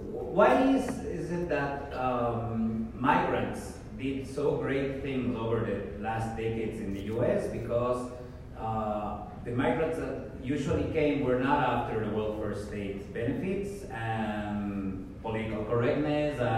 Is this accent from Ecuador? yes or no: yes; Ecuador; also born or lived in Quito